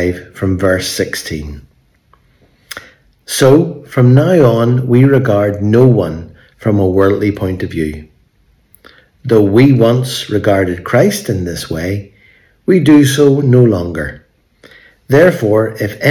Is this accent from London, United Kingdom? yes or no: no; Belfast, Northern Ireland, United Kingdom; moved away; today we're in Belfast, in my hometown where I grew up.